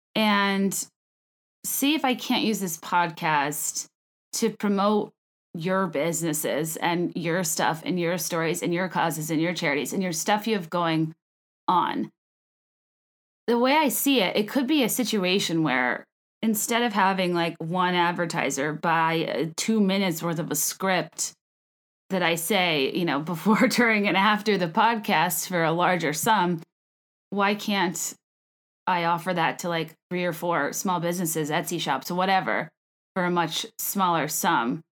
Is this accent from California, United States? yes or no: yes; California, United States; I was born in California. I am a California girl